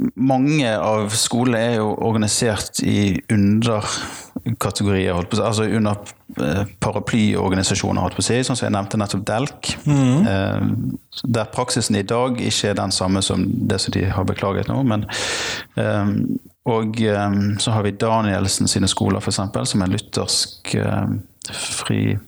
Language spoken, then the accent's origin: Norwegian; Bergen, Vestland, Norway; jeg kommer fra Bergen